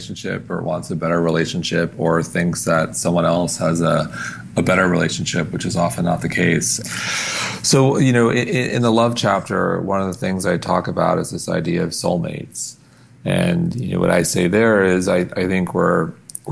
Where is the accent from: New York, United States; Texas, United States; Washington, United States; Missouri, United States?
New York, United States; Long Island; now in New York City, United States; I grew up on Long Island